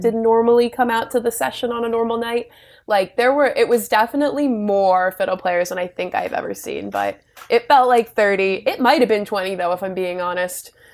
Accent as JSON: {"language": "English", "town": "Richmond", "region": "Virginia", "country": "United States", "also_born_or_lived": "Cape Breton", "moved": "yes", "said": "I'm originally from Richmond, Virginia"}